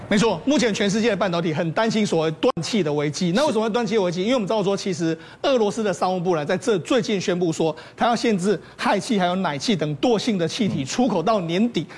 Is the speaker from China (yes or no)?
no; Taiwan; 我们台湾人